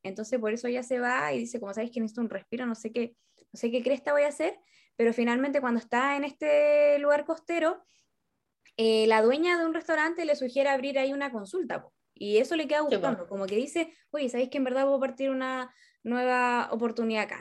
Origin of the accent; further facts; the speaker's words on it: northern Chile, Chile; moved away as an adult; now in Santiago, Chile; hoy yo soy norteña